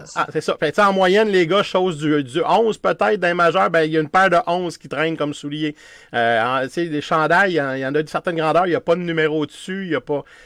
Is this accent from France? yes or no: no; Quebec City, Quebec, Canada; je viens de Québec